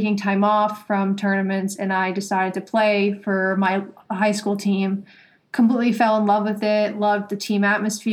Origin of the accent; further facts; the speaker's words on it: Stonington, Connecticut, United States; moved away as an adult; also born or lived in West Virginia; now in Boston, United States; I grew up in Stonington, Connecticut